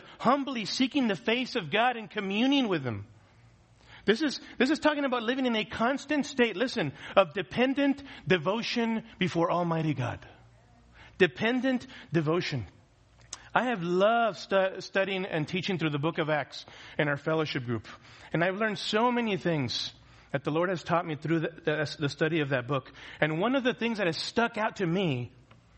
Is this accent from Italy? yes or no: no; United States; as American Christians